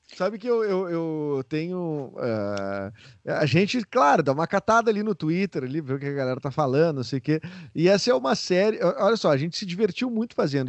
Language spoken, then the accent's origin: Portuguese; Rio Grande do Sul, Brazil; ter o sotaque daqui